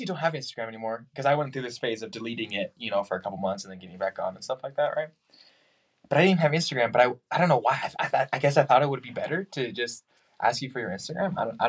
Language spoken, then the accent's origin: English; Utah, United States; I'm from Utah, born and raised, lived here all my life. Now Emily and I are living in Utah